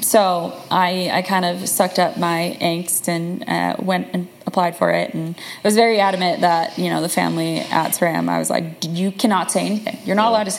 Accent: Chicagoland, Illinois, United States; outside of Chicago, so in the suburbs. So Chicagoland.

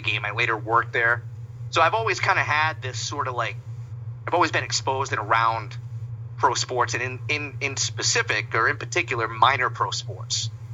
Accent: Pawtucket, Rhode Island, United States; I grew up in Pawtucket, Rhode Island

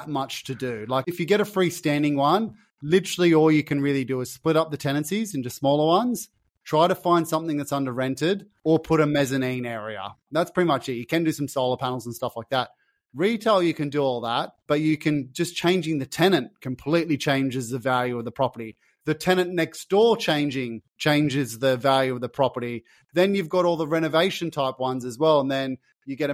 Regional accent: Sydney, New South Wales, Australia; I grew up in Sydney's West.

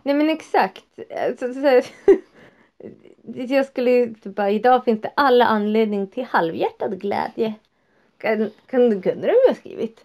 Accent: Västerbotten County, Sweden; jag är också norrlänning. Västerbottning inbiten.

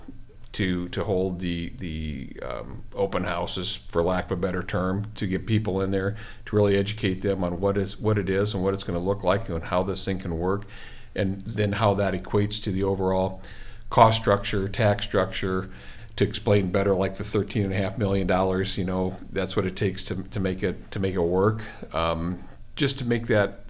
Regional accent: Iowa, United States; now in Waterford, United States; I grew up in small town America, so, you know, Waterford to me is a big community from where I grew up in Iowa

